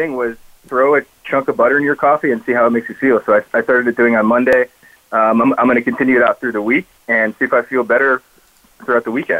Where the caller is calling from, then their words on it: Charlotte, North Carolina, United States; So I am calling for probably just a four-hour drive from you, Bonnie, over in Charlotte, North Carolina.